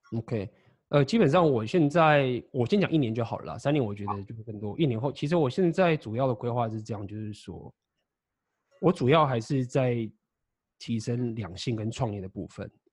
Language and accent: Chinese; Taiwan; moved away as an adult; also born or lived in Shanghai; 台湾是一个我的老家